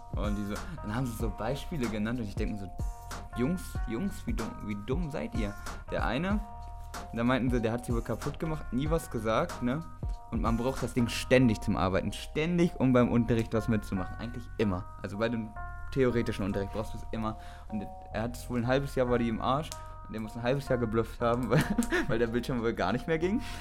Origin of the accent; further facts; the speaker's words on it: Einbeck, Lower Saxony, Germany; moved away as an adult; now in Hamburg, Germany; aus der kleinen Stadt Einbeck, wo wir herkommen